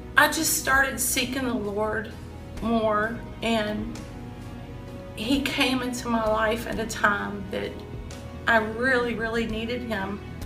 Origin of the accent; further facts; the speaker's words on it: Williamstown, Kentucky, United States; I grew up in Williamstown, Kentucky